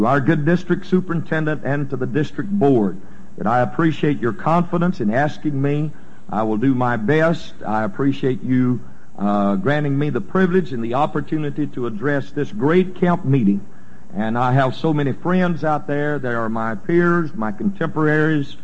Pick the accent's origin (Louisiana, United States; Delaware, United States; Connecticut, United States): Louisiana, United States; I'm a native of this state. I was raised over in Gina. Most everybody there calls it Gina, but that's where I'm from